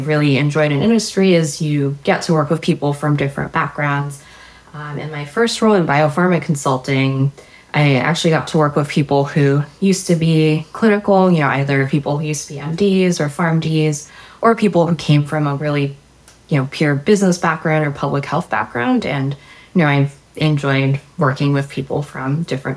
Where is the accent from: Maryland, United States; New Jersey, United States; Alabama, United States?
Maryland, United States; I grew up in Maryland